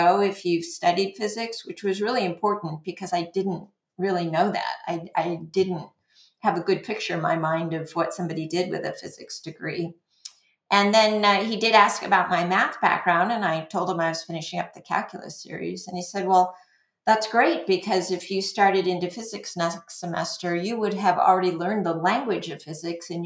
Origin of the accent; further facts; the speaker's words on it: La Mesa, California, United States; also born or lived in Los Angeles area; we moved to a suburb of San Diego, La Mesa, when I was about a year old, from the Los Angeles area.